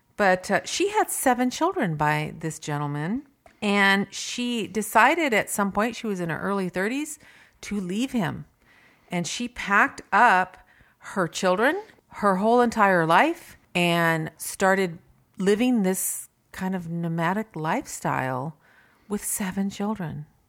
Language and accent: English; Simi Valley, California, United States; also born or lived in Ohio; I am from Simi Valley, born, lived here all my life